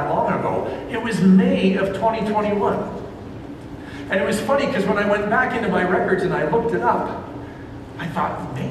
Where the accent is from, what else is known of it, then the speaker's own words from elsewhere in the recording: Ontario, Canada; moved away as an adult; But I came out here from Ontario as a student to attend what was called the Baptist Leadership Training School